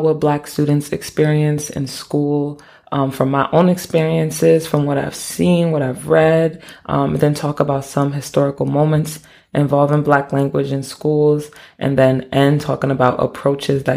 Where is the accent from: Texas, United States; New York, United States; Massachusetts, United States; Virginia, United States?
New York, United States; Troy; my hometown of Troy, New York